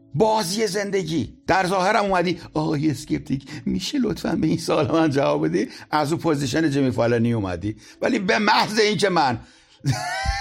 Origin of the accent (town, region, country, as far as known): Isfahan, Iran; born or raised there